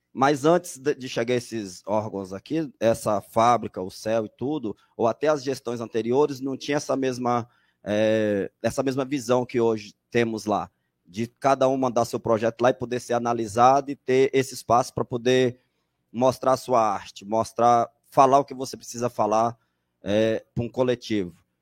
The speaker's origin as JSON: {"language": "Portuguese", "region": "São Paulo", "country": "Brazil", "said": "sou aqui do Jardim Felicidade"}